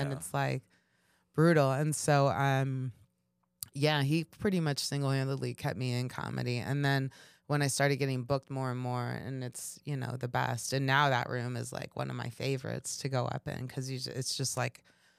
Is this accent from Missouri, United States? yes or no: yes; Kansas City, Missouri, United States; You know, I grew up in Kansas City. And so it's kind of like the same vibe a little bit.